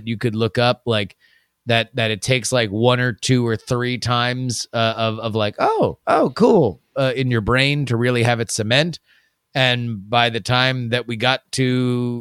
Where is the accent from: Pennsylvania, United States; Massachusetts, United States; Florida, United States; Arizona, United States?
Florida, United States; Pembroke Pines area; Pembroke Pines. No, that's right around my stomping ground